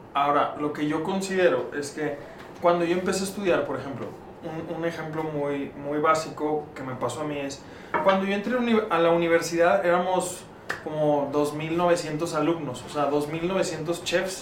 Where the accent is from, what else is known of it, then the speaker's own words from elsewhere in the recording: León, Guanajuato, Mexico; moved away; also born or lived in Monterrey; yo soy originario de León, Guanajuato